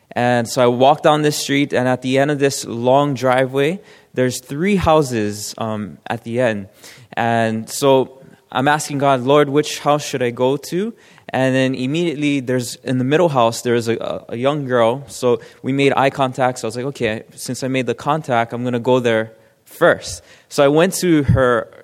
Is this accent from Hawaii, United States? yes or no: yes; Hawaii, United States; I'm from Hawaii